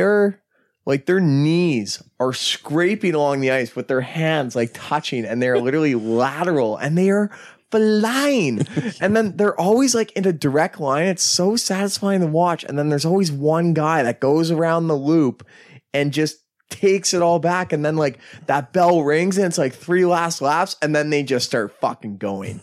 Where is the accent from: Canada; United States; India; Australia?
Canada; We're Canadian.